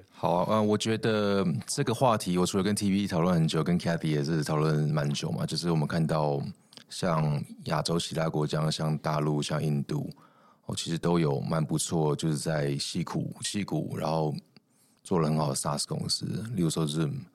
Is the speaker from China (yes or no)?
no; Taiwan; 我们台湾人才又比较相对下，呃，cost 会比较低，跟美国比起来